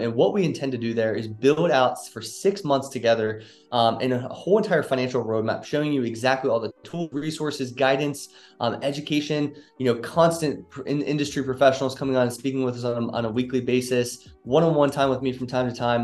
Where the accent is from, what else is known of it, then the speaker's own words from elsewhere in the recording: Northern Kentucky, United States; moved away as an adult; also born or lived in Cincinnati, Ohio; now in Dallas, United States; I'm actually from Cincinnati, Ohio, Northern Kentucky to be specific